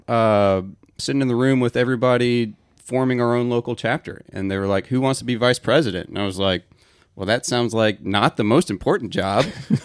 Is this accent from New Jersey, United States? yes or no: no; Atlanta, Georgia, United States; also born or lived in Auburn; I grew up in Atlanta.